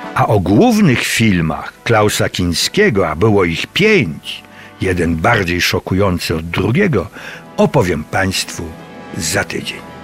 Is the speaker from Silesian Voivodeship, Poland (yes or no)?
yes; Cieszyn Silesia, Silesian Voivodeship, Poland; Śląska Cieszyńskiego, to moja mała ojczyzna